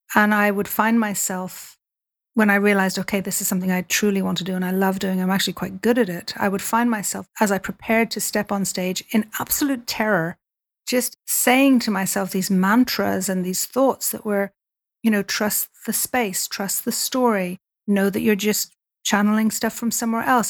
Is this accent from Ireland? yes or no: yes; Dublin, Leinster, Ireland; I grew up in Dublin